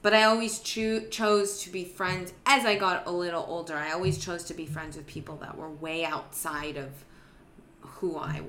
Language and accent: English; Santa Monica, California, United States; Santa Monica.